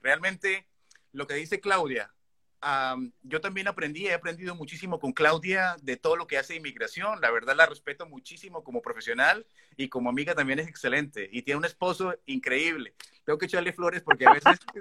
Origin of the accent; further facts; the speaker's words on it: Colombia; moved away as an adult; now in Canada; que somos de Colombia